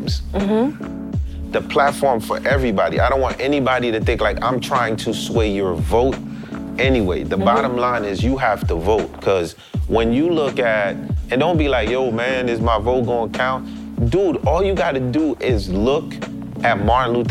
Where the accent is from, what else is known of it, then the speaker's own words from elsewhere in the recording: Haiti; I'm from Haiti, next to Cuba